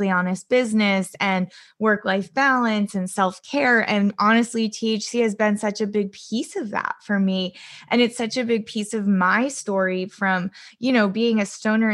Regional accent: California, United States; also born or lived in East Coast; I grew up in California. I was born on the East Coast, but I grew up here

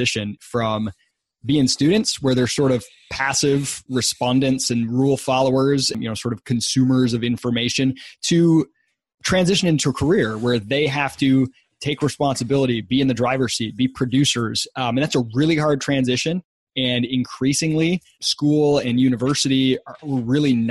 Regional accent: West Michigan, United States; I grew up in Michigan, West Michigan, about halfway between Detroit and Chicago.

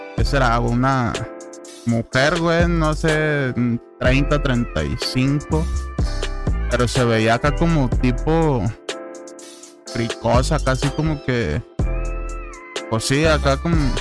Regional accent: Guadalajara, Jalisco, Mexico; Somos de Guadalajara.

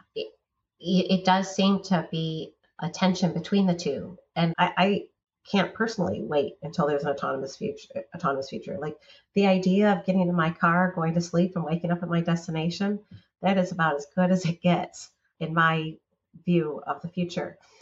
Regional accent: United States

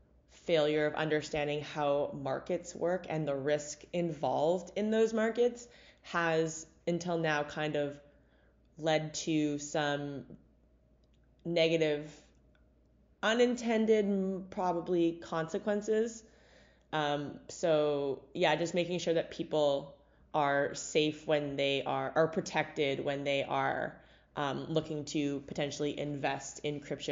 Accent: Canada; Sometimes we're too Canadian for our own good.

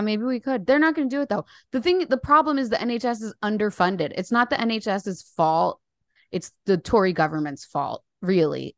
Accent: Paterson, New Jersey, United States; moved away as an adult; now in London, United Kingdom; I'm from New Jersey. I live in the U K

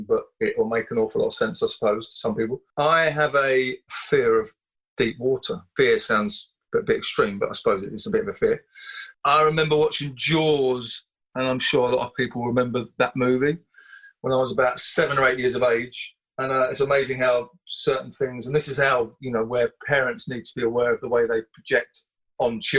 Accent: Southend-on-Sea, East of England, United Kingdom; I grew up in Southend-on-Sea in Essex on the Thames Estuary

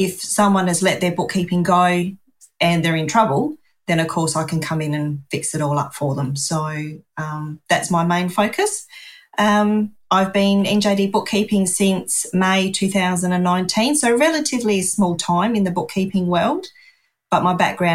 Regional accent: Adelaide, South Australia, Australia; always lived in Adelaide, South Australia. Haven't really wanted to shift.

